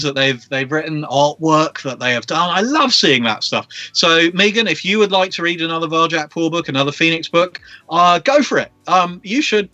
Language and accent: English; London, United Kingdom; I grew up in London